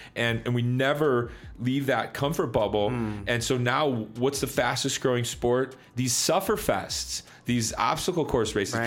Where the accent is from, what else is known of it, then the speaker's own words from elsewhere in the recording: Chicago, Illinois, United States; I grew up in Chicago in the 90s